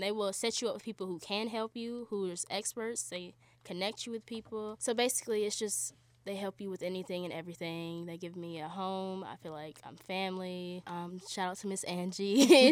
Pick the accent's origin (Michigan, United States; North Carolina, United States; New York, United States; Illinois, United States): North Carolina, United States; Charlotte; moved away as an adult; I'm from Charlotte, North Carolina.